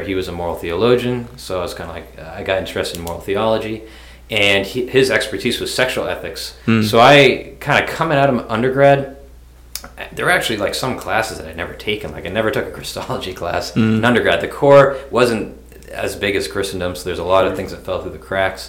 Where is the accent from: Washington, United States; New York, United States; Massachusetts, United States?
Massachusetts, United States; I grew up in Massachusetts.